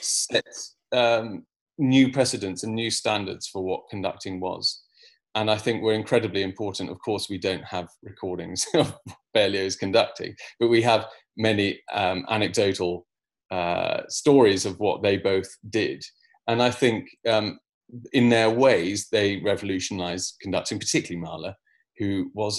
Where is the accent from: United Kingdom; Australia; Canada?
United Kingdom; as a British conductor